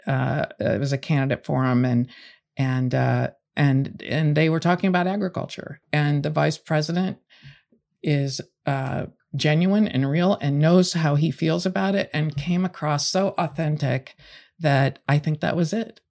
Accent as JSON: {"language": "English", "region": "the West", "country": "United States", "tie": "born or raised there", "said": "I grew up in the West"}